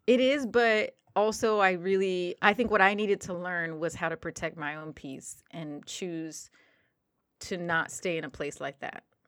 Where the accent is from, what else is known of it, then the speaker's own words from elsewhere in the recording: New Jersey, United States; I'm from New Jersey